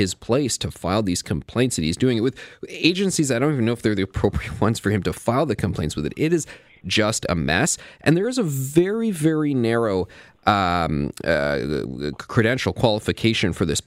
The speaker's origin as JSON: {"language": "English", "region": "Ontario", "country": "Canada", "said": "The reason I'm a Canadian, not British, is because my dad, when he was in his 20s, came over here to work in small town Ontario at the Bruce Nuclear Power Plant"}